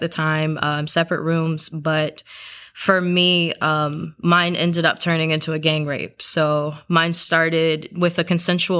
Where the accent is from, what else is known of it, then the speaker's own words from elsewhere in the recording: South Carolina, United States; I grew up in South Carolina, so it's part of the Bible Belt.